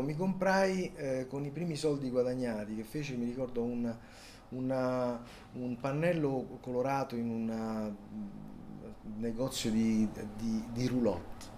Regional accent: Rome, Lazio, Italy; born or raised there; accent: Roman; also born or lived in Palermo

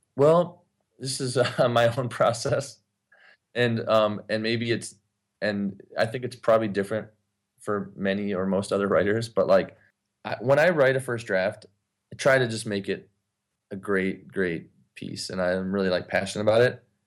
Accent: Ypsilanti, Michigan, United States; now in Los Angeles, United States; my hometown, Ypsilanti, Michigan

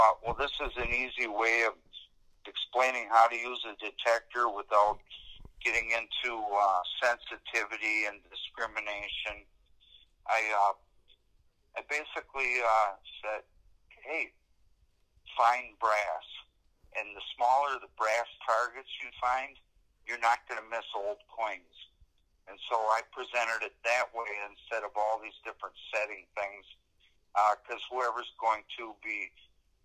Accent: Wisconsin, United States; now in Montana, United States; originally I'm from Wisconsin

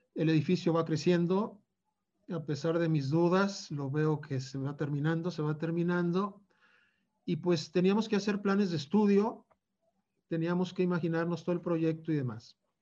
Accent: Torreón, Coahuila, Mexico; moved away; also born or lived in Mexico City; yo me voy a Torreón, que es mi tierra

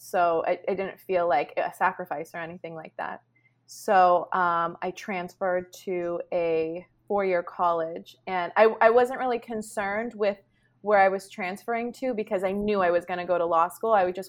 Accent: Canada; born there; I'm a Canadian citizen. Oh, wow. I was born in Canada.

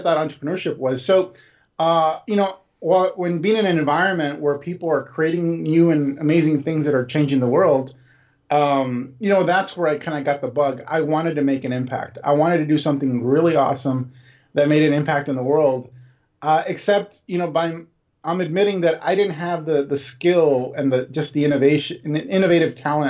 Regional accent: Los Angeles, California, United States; I grew up poor in East Los Angeles. You know, my parents were all born in Mexico. I was born in East LA, just like the movie.

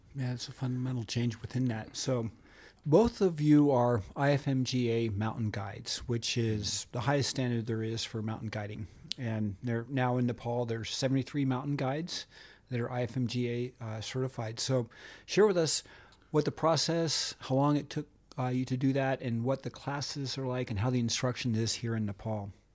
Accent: Montana, United States; I'm from Montana.

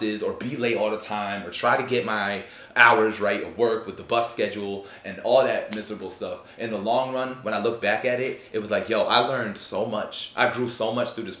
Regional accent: New York, United States; moved away as an adult; now in Tampa, United States; I came down to Florida. I come from New York

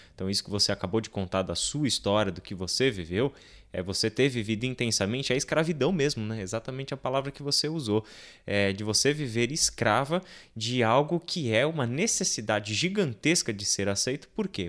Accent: São Paulo, Brazil; Eu sou da Moca de São Paulo

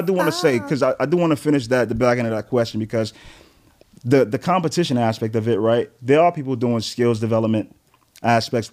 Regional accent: New York City, New York, United States; also born or lived in Flatbush, Brooklyn; Grew up in Crown Heights, New York.

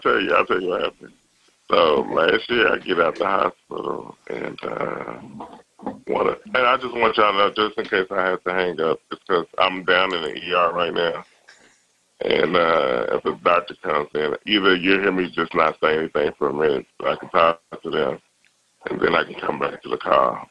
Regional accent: Chicago, Illinois, United States; now in Austin, United States; I grew up in Chicago

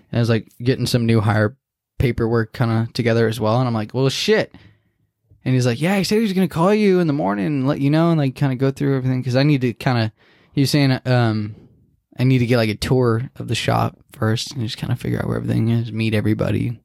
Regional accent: Santa Clara, California, United States; I was born in Santa Clara

